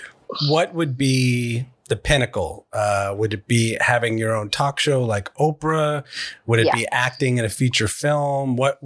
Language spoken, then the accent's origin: English; Massachusetts, United States; Yeah, no, I was born in Massachusetts.